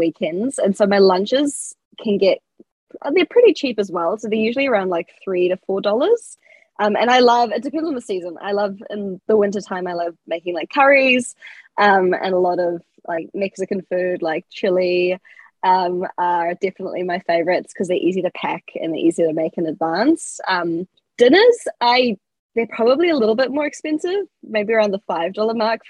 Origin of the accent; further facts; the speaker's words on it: Whakatane, Bay of Plenty, New Zealand; moved away as an adult; now in Auckland, New Zealand; I'm originally from Whakatane, which is like a small town. So I had to move out at 18 to go to uni